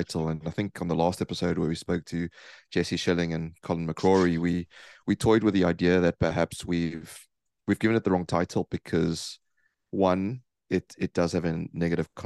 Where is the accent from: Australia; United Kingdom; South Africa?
South Africa; I'm South African